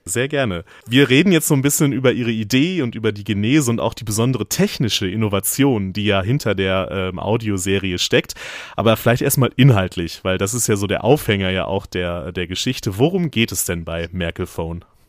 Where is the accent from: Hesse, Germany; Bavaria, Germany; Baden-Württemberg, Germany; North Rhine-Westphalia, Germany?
North Rhine-Westphalia, Germany; meine Kindheit in Nordrhein-Westfalen